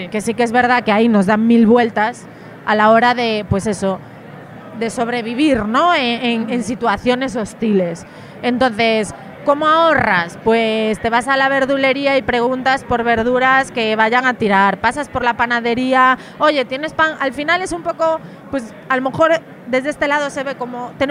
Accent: Galicia, Spain; el agua a temperatura 20 y poco grados, yo que soy de Galicia, o sea, para mí

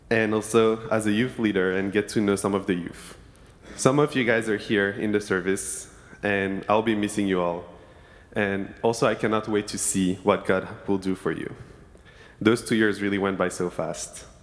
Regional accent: Senegal; now in Berkeley, United States; I grew up in Senegal, West Africa, and, was an inter- and I'm an international student, and have never been in the area.

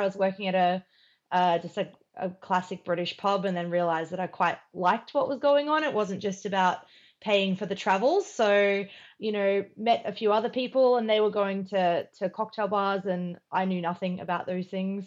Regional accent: Queensland, Australia; moved away as an adult; also born or lived in United Kingdom / Sydney / Melbourne; I'd never lived outside of my hometown in Queensland

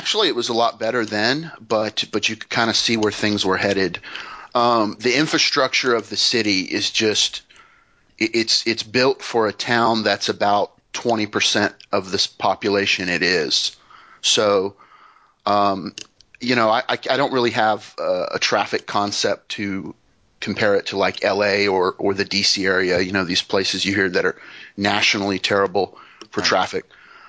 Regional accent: Houston, Texas, United States; also born or lived in St. Louis, Missouri; I was in St. Louis until about age four, and my parents moved us down to Houston.

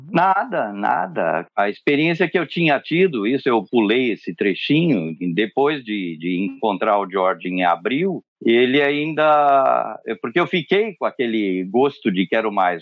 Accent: São Paulo, Brazil; also born or lived in São Vicente, São Paulo, Brazil; eu sou nascido em São Vicente, Olha aí. aí em São Paulo. E morei em São Vicente até os seis anos de idade. E aí mudei para São Paulo, capital mesmo

